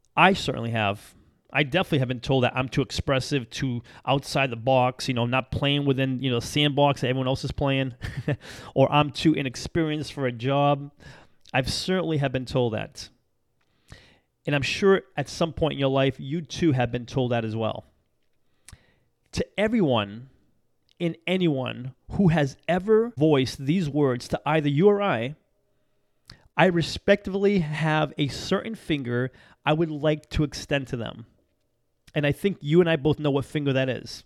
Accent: Massachusetts, United States; moved away; I'm from back there. I'm from Massachusetts.

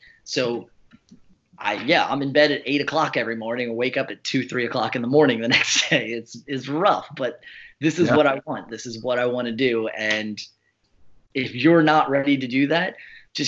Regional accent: New Jersey, United States; we're from South Jersey

